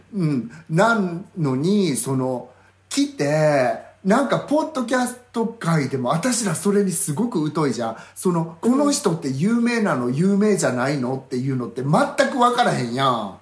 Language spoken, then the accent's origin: Japanese; Sweden; moved away; also born or lived in Yamaguchi, Japan; 私スウェーデン育ち